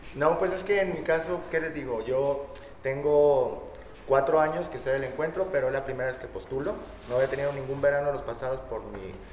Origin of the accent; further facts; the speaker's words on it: Zamora, Michoacán, Mexico; moved away as an adult; now in Colima, Mexico; soy de Michoacán, soy zamorano.